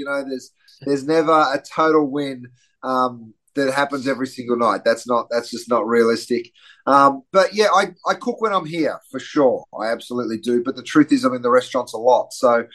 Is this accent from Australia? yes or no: yes; Australia; moved away as an adult; also born or lived in London, United Kingdom; now in Los Angeles, United States; I grew up in Australia, which explains the slightly strange accent